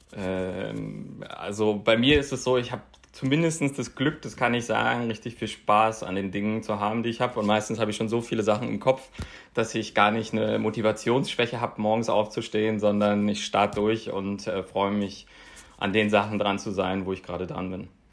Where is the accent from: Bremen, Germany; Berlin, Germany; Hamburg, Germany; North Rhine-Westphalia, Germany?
Berlin, Germany; Aus Berlin